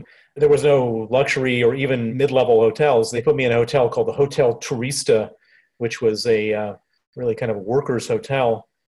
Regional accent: Chicago, Illinois, United States; accent: American; also born or lived in Princeton, New Jersey; You can hear my accent. It's American. I was born in Princeton, New Jersey. I grew up on the south side of Chicago

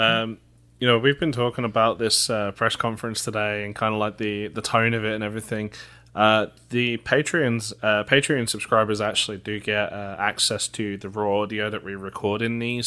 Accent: England, United Kingdom; moved away; me being English

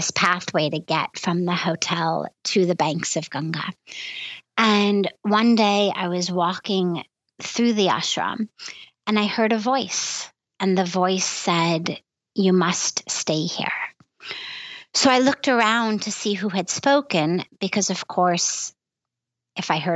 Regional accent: United States; being American

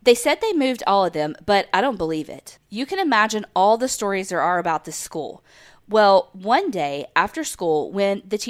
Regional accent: United States; accent: country; also born or lived in Houston, Texas

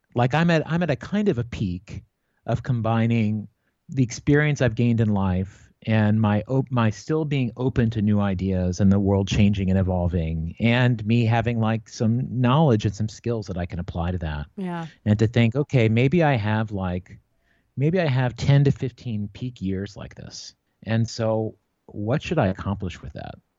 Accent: Newport, Virginia, United States; moved away as an adult; also born or lived in New York City; now in Los Angeles, United States; I grew up in a place called Newport, Virginia. It's yeah. in Giles County, about a half hour outside Blacksburg

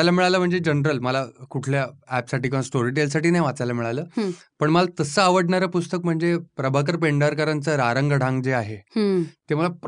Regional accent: Pune, Maharashtra, India; accent: Pune tone; मी मूळचा पुण्याचा आहे

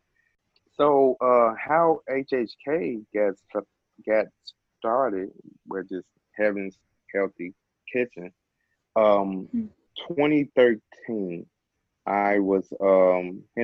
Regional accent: Memphis, Tennessee, United States; I'm from Memphis, Tennessee, home of the barbecue and everything else

